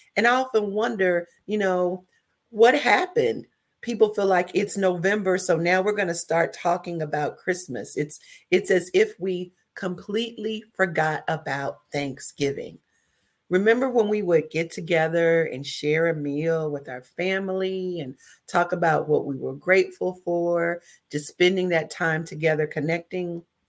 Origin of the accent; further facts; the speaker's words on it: the South, United States; now in Dayton, United States; I'm from the South